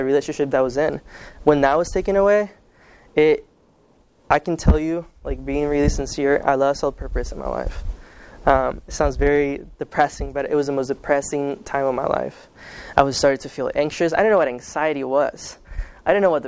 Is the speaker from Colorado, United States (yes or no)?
no; Kansas, United States; first language Spanish; English is a second language; also born or lived in Guatemala; I grew up in the Kansas side. I consider it the best state in the world.